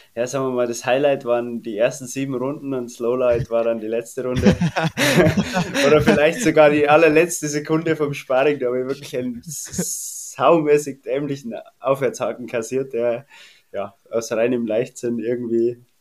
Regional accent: Erding, Bavaria, Germany; accent: Bavarian; moved away as an adult; also born or lived in Landshut; Geboren in Landshut, aber aufgewachsen in der Herzogstadt Erding

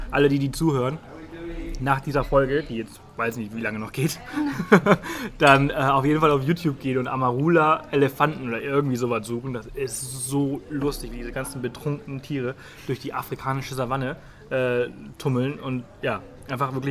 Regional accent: Spain; Ich meine, ich komme ja auch aus Spanien.

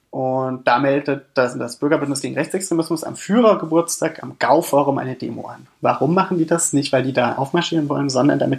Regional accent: Weimar, Thuringia, Germany; vielleicht ganz kurz Weimar ist äh, meine Heimatstadt und Weimar ist aber auch immer die Lieblingsstadt Adolf Hitlers gewesen.

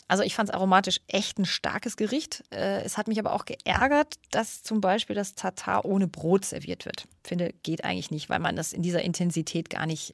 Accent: Munich, Bavaria, Germany; in München-Schwabing, da wo ich aufgewachsen bin

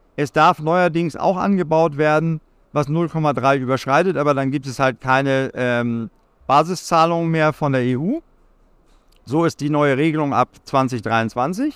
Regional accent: Lüneburg Heath, Lower Saxony, Germany; ich bin äh, gebürtig aus der Lüneburger Heide

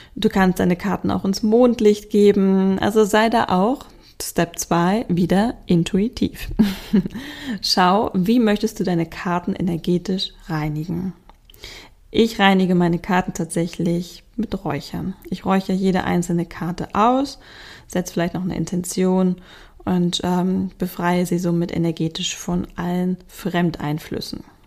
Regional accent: Hamburg, Germany; bei uns in Hamburg

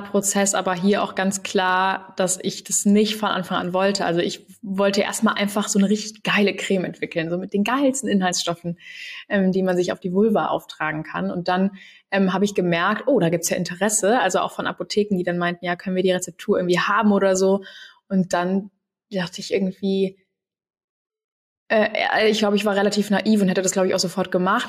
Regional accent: Cologne, North Rhine-Westphalia, Germany; Ich komme ja eigentlich aus Köln

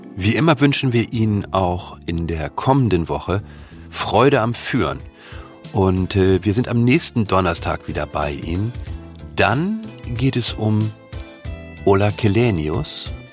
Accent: Germany; uns als Deutsche

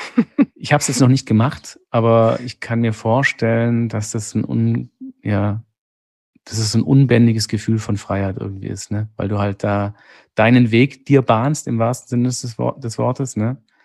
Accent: Sigmaringen, Baden-Württemberg, Germany; accent: Swabian; ich komme aus Baden-Württemberg, ähm, das ja an den Bodensee angrenzt, zum großen Teil aus Sigmaringen

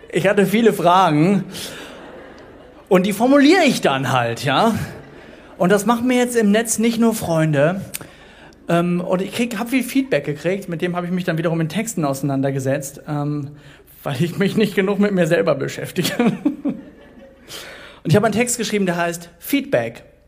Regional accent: Duisburg, North Rhine-Westphalia, Germany; Ich komme gebürtig aus Duisburg

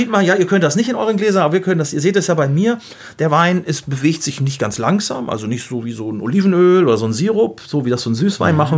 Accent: Gütersloh, North Rhine-Westphalia, Germany; Gibt auch welche, die sagen so aus Gütersloh, sage ich mal aus meiner Heimat, die würden sagen, oh, der ölt aber gut.

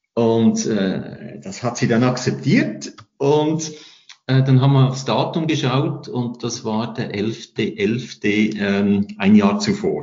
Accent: Lucerne, Switzerland; now in Interlaken, Switzerland; Als Luzerner

